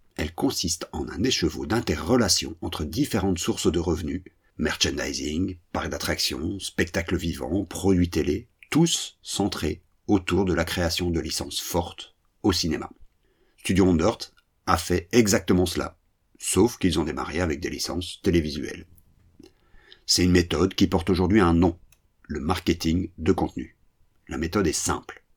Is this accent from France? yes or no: no; French-speaking Belgium, Belgium; Chez nous, en Belgique francophone